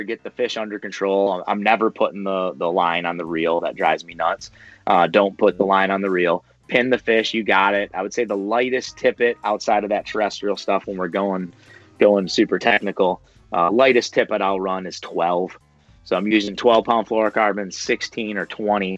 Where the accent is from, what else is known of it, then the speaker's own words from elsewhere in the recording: Michigan, United States; I was brought up here in Michigan, and, the outdoors is a big part of, kind of growing up here for a lot of kids